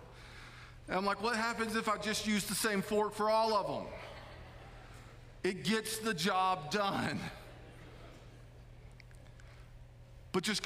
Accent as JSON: {"language": "English", "country": "United States", "tie": "born or raised there", "said": "growing up in Dawson County, our idea of a fancy restaurant was going downtown and going to the pool room"}